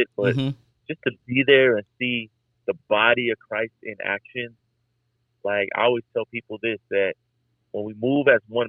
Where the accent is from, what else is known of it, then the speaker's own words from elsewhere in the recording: Miami, Florida, United States; now in Atlanta, United States; I was born and raised in Miami, and I was kind of running from the Lord, ended up in Atlanta